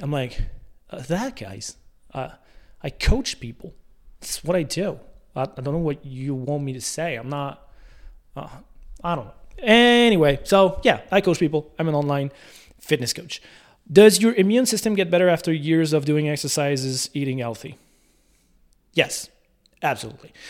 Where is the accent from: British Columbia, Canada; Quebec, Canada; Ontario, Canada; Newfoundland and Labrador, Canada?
Quebec, Canada; La Tuque; born or raised there